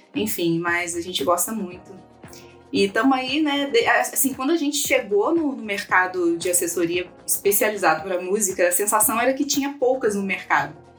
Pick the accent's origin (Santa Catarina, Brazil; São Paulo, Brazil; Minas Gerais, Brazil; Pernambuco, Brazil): Minas Gerais, Brazil; moved away as an adult; also born or lived in Petrópolis, Rio de Janeiro; Eu sou de Minas, mas aí eu vim morar em Petrópolis, que é a região serrana do Rio, para poder estudar jornalismo.